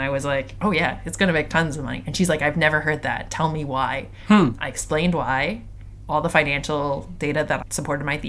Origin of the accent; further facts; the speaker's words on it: Toronto, Ontario, Canada; I was born and raised in Toronto